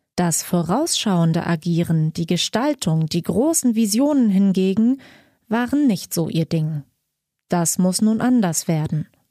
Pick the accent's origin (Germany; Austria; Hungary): Germany; bei uns in Deutschland